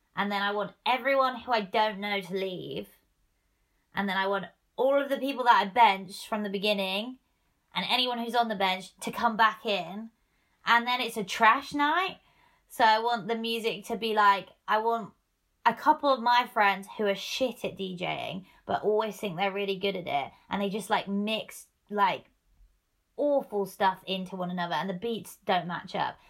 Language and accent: English; Norwich, East of England, United Kingdom; moved away as an adult; now in Manchester, United Kingdom; back in Norwich, where I grew up, my hometown